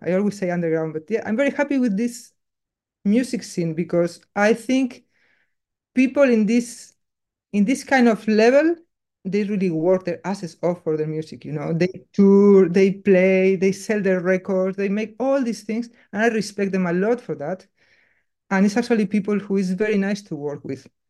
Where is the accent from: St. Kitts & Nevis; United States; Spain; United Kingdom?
Spain; Basque Country; English is a second language; moved away as an adult; now in Berlin, Germany; me, growing up in Basque Country